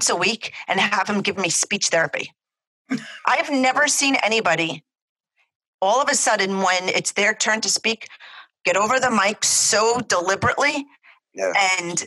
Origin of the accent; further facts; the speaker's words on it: New Jersey, United States; accent: tri-state area; also born or lived in Manhattan, New York / Brooklyn, New York; my parents are from Brooklyn. So I think that's where mine originate, my accent originated from, because I speak, I think a lot like my parents do, but I grew up in mostly in Jersey and then I spent a lot of time in Manhattan